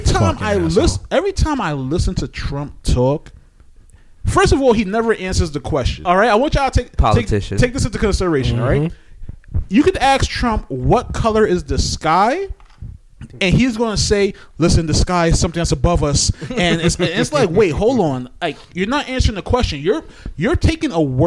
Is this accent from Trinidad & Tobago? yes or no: yes; Trinidad & Tobago; I'm a Trini